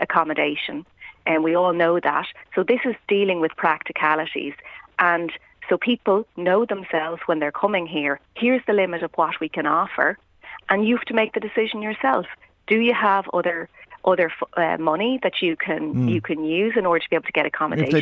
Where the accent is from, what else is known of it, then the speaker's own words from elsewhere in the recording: Ireland; as Irish people.